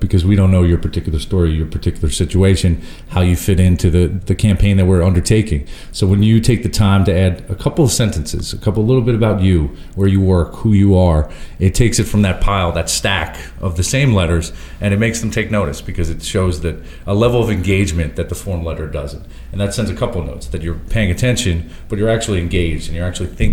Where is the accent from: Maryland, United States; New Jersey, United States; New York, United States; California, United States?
New York, United States; Long Island; I'm from Long Island, New York